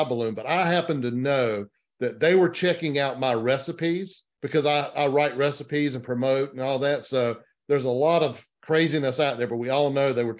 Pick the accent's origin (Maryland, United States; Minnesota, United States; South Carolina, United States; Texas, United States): South Carolina, United States; Florence; I'm in Florence, South Carolina, which is right here.